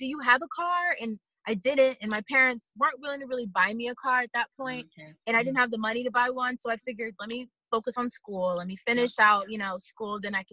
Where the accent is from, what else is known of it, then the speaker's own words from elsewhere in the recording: Houston, Texas, United States; I'm from Houston, Texas